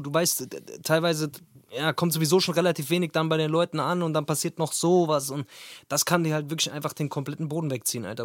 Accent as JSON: {"language": "German", "area": "Wetterau", "region": "Hesse", "country": "Germany", "said": "Ich bin ja ursprünglich aus der Wetterau, hier in Hessen"}